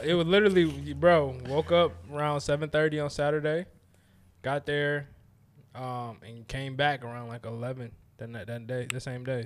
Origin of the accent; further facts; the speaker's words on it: Detroit, Michigan, United States; I'm from Detroit